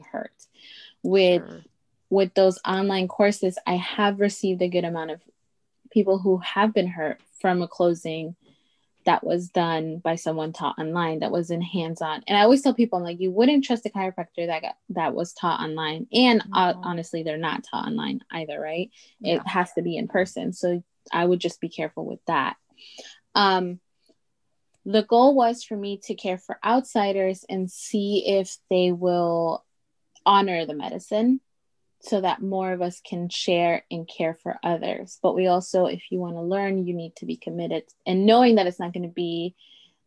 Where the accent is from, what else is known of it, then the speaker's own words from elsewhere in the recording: Veracruz, Mexico; first language Totonac; English is a second language; moved away; also born or lived in Chicago; So I was born in Mexico, and we're from Veracruz. So we're from the East Coast. Our people are Totonaca. And that was actually my first language. Spanish was my second, and English was my third.